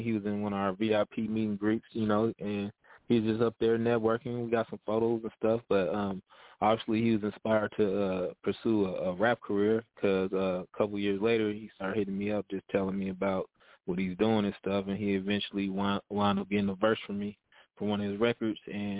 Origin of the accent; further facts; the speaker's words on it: Stockton, California, United States; I'm from Northern Cali, the Stockton area, but I do my business out in L.A.